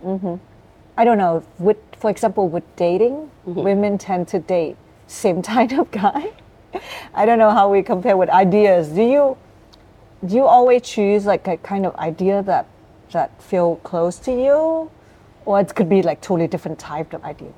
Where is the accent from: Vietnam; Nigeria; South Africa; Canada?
Vietnam; the North, Northern Vietnam; now in Ho Chi Minh City, Vietnam; I'm from the North